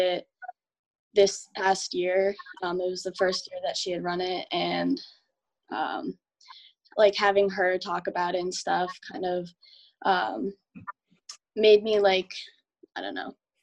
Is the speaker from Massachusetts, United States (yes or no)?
yes; Medford, Massachusetts, United States; I'm from Medford, so it's really close to Boston